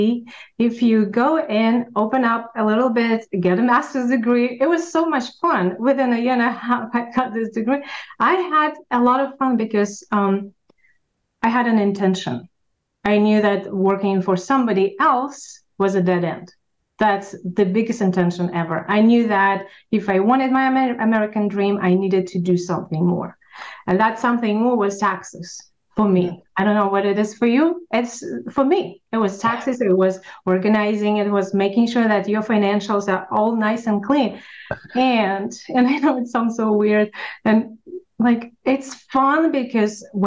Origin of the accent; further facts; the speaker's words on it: Russia; English is a second language; moved away as an adult; now in United States; I am an immigrant from Russia.